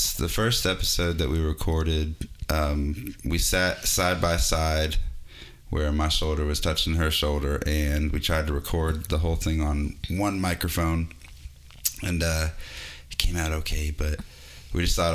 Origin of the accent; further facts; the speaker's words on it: Boston, Massachusetts, United States; moved away; I was born in Boston